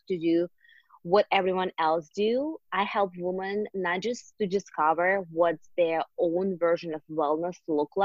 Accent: Siberia, Russia; English is a second language; moved away as an adult; I am born and raised in Siberia, in Russia, actually. I moved here 7.5 years ago on my own

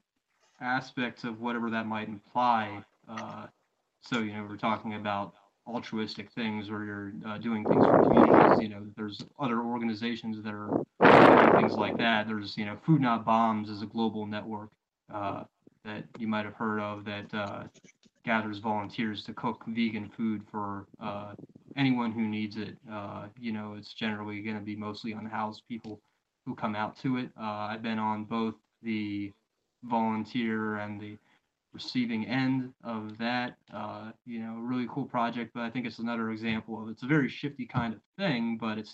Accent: Maryland, United States; also born or lived in Eugene, Oregon; now in Pennsylvania, United States; I'm from Maryland, live in Pennsylvania

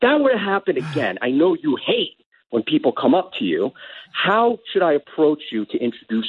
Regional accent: Long Island, New York, United States; moved away; I'm originally from Long Island.

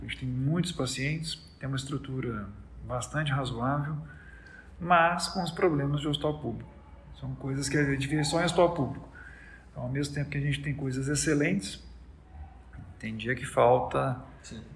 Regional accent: Minas Gerais, Brazil; moved away as an adult; also born or lived in Belo Horizonte / Strasbourg / Paris; now in Salvador, Brazil; eu não sou de Salvador, eu sou mineiro

